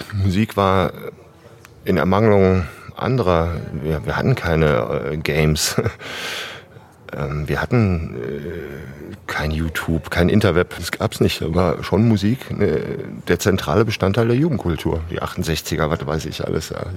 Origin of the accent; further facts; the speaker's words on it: Wuppertal, North Rhine-Westphalia, Germany; ich komme ja in der Tat gebürtig aus Wuppertal.